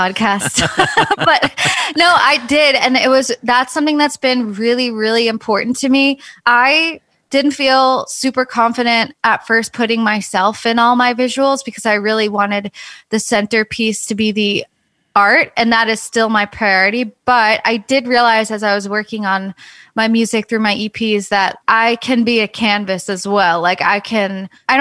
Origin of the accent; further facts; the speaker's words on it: suburban New York, United States; I was raised in New York and there's definitely a skate scene, but not in like suburban New York in the middle of the winter